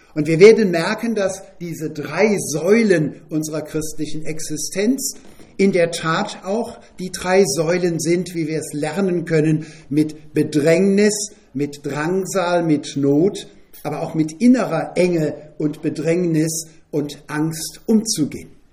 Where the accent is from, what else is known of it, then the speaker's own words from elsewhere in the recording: Bad Ems, Rhineland-Palatinate, Germany; Groß geworden in Bad Ems bin ich mit meinem Bruder zusammen bis zum Abi in ein Doppelzimmer